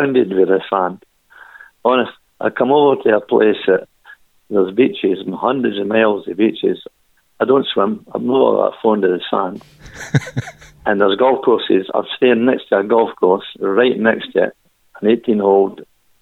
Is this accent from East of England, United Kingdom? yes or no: no; Cowie, Scotland, United Kingdom; Born in Cowie